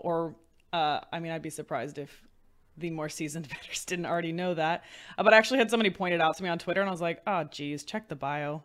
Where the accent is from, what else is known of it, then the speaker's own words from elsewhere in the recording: the Bay Area, California, United States; I'm from the Bay Area